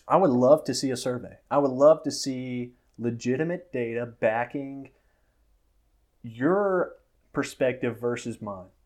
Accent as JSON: {"language": "English", "region": "Florida", "country": "United States", "also_born_or_lived": "Mississippi", "moved": "as an adult", "lives_now": "Dallas-Fort Worth, United States", "said": "I'm from Florida"}